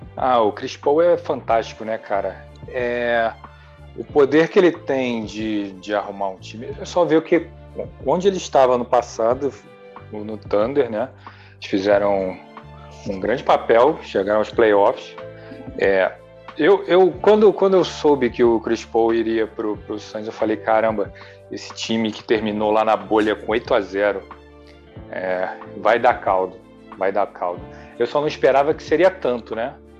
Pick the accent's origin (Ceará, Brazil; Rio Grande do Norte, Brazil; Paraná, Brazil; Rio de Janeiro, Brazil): Rio de Janeiro, Brazil; de aqui do Rio de Janeiro via muito Flamengo e Vasco